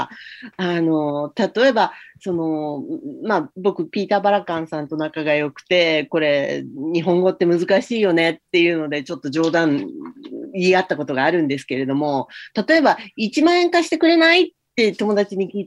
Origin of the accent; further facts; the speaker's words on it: United States; Japanese is a second language; now in Japan; これはアメリカではちょっと考えられないことで、特にまあ自分があの、自分の出身地なんかだと、結構、あの、治安が悪かったりするので